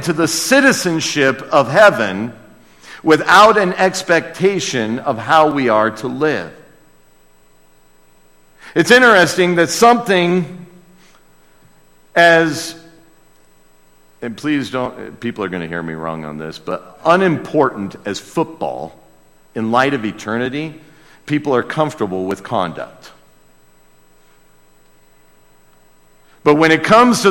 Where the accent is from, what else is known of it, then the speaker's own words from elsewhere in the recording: United States; as an American